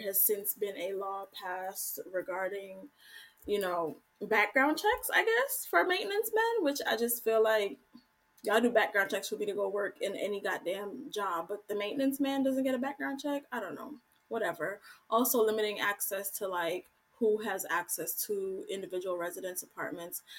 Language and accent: English; Jamaica; I'm Jamaican as hell.